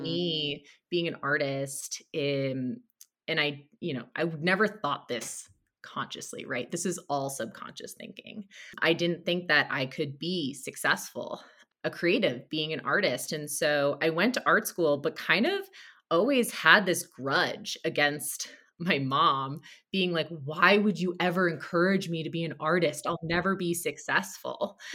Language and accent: English; Connecticut, United States; I grew up in Connecticut, an hour outside of Manhattan